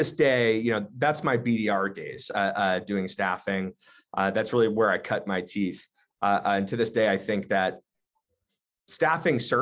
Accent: Southern New Hampshire, United States; moved away as an adult; now in Boston, United States; I grew up actually in Southern New Hampshire.

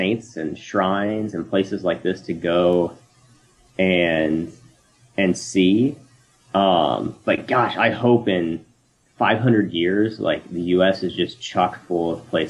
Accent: United States; growing up as an American

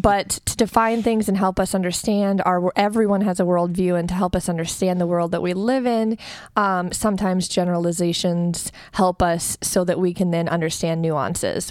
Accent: United States; we Americans

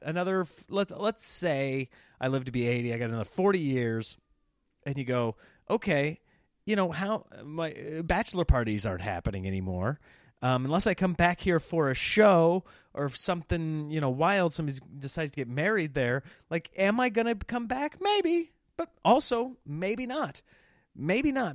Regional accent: Nebraska, United States; now in California, United States; growing up in Nebraska

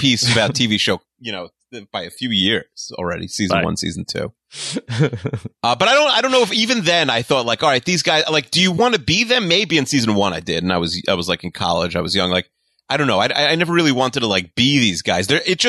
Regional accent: Five Towns, New York, United States; the five towns where I'm from

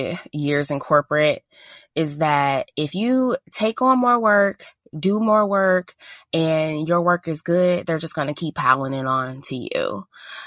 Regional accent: St. Louis, Missouri, United States; I'm from St. Louis

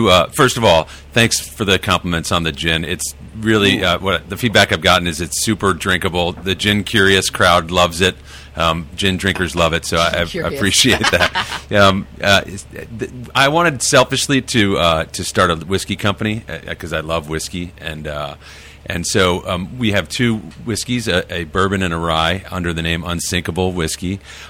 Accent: California, United States; I grew up drinking, yes.

